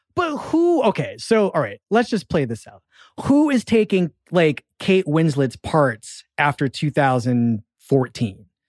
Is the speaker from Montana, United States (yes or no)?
no; Philadelphia, Pennsylvania, United States; accent: Philadelphia; I'm from Philadelphia